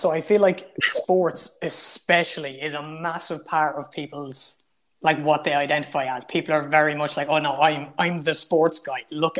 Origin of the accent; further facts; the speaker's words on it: Ireland; I definitely identify with the Irishness. When I'm describing myself, I would say, I'm an Irishman. But the county doesn't bother me. The village doesn't bother me.